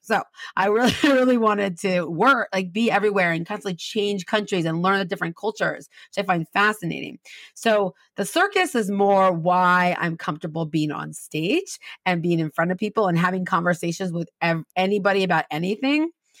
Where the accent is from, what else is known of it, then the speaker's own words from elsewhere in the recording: Redlands, California, United States; No, I grew up in Southern California. I grew up in this little town called Redlands, which is the town you pass through to go to all the cool towns in Southern California.